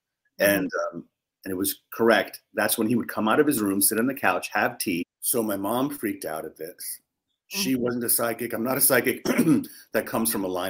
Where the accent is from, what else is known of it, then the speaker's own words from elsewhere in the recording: New York City, New York, United States; I was born in Harlem, raised in the Bronx in New York City.